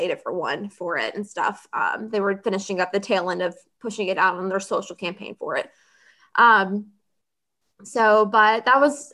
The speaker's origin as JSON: {"language": "English", "region": "Middle Tennessee", "country": "United States", "tie": "born or raised there", "also_born_or_lived": "Nashville / La Vergne", "moved": "as an adult", "lives_now": "Atlanta, United States", "said": "I was born and raised in Middle Tennessee. I lived in Nashville and Laverne my whole life until I moved down here to Atlanta a few years ago."}